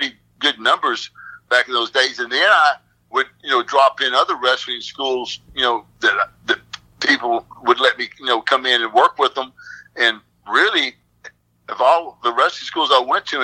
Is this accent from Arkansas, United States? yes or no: yes; Arkansas, United States; also born or lived in Washington State; I was born in Washington State, but I only was there for a short time. Then we moved right back here where I live right now in Arkansas.